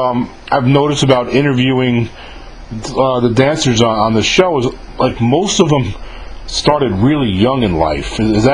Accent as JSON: {"language": "English", "town": "Mahopac", "region": "New York", "country": "United States", "tie": "born or raised there", "said": "I'm from Mayapack, New York. Yeah. I was born and raised."}